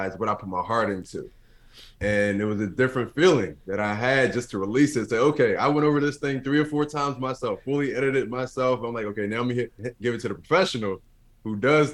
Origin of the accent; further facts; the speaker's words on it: Philadelphia, Pennsylvania, United States; growing up in North Philadelphia, to be exact